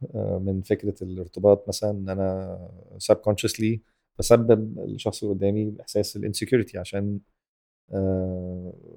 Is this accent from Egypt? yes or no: yes; Egypt; احنا كمجتمع مصري